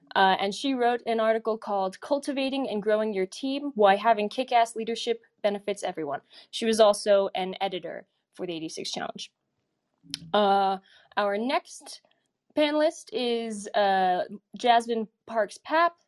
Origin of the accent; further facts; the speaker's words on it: Colorado Springs, Colorado, United States; moved away; I'm from, I was from Colorado Springs